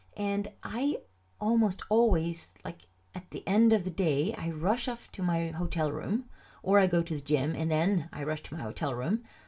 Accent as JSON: {"language": "English", "country": "Sweden", "first_language": "Swedish", "second_language": "English"}